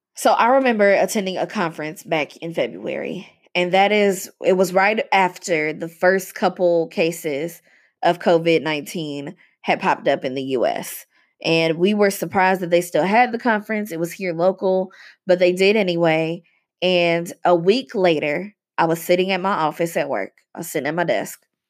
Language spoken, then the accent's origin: English; Louisville, Kentucky, United States; this place, Louisville, Kentucky, has a very extensive and complicated racial history, um, and continues to. And watching this doctor in my hometown